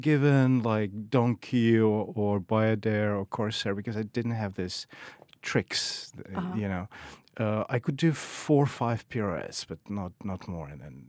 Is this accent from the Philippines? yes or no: no; Kyiv, Ukraine; also born or lived in Saint Petersburg, Russia; But I grew up in Kyiv, Ukraine.